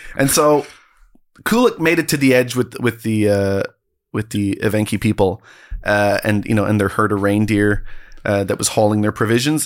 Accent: Canada; I'm a Canadian

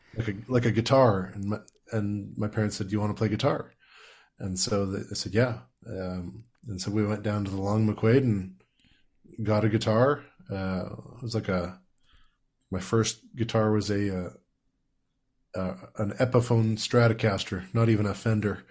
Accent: Saskatoon, Saskatchewan, Canada; now in Ontario, Canada; growing up in Saskatoon

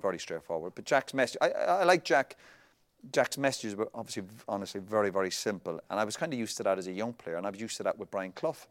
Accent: Ireland; we're Irish

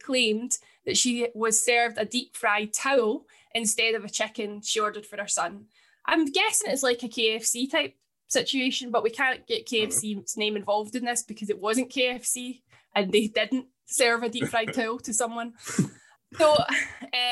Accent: Scotland, United Kingdom; I'm Scottish

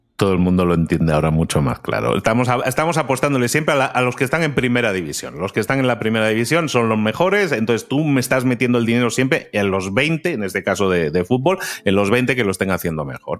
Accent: Spain; moved away; yo que soy español, aunque vivo fuera

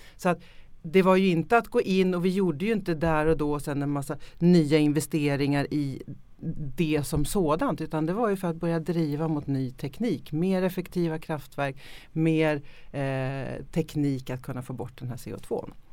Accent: Sweden; vi ofta väldigt som svenskar också självkritiska

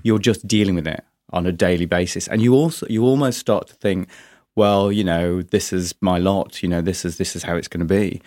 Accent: Yorkshire and the Humber, United Kingdom; also born or lived in London; now in Brighton, United Kingdom; originally from, from Yorkshire, Mining Village

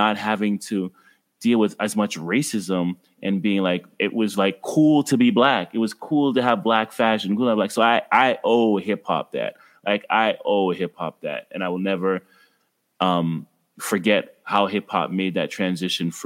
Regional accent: Ottawa, Ontario, Canada; I grew up in Ottawa, Ontario, Canada

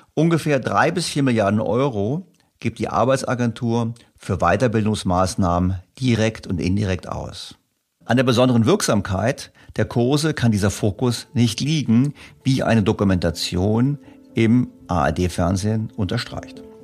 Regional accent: Germany; ich natürlich als Deutscher

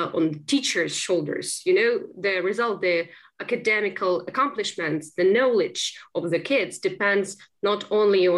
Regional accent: Kropyvnytskyi, Kirovohrad Oblast, Ukraine; English is a second language; moved away as an adult; also born or lived in Kyiv, Ukraine; now in London, United Kingdom; So, I'm from Kyiv, but my native town is Kropyvnytsky, which is in central Ukraine.

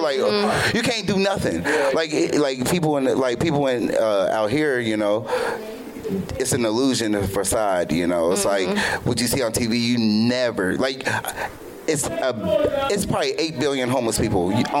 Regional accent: Cincinnati, Ohio, United States; now in California, United States; We're both from Ohio. I'm from Cincinnati.

